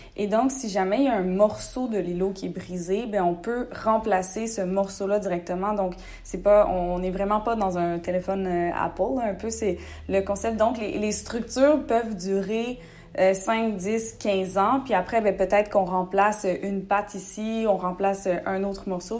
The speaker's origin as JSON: {"language": "French", "town": "Rimouski", "region": "Quebec", "country": "Canada", "tie": "born or raised there", "also_born_or_lived": "Gaspésie", "moved": "as an adult", "lives_now": "Montreal, Canada", "said": "je suis née en Gaspésie, j'ai grandi à Rimouski, j'habite maintenant à Montréal"}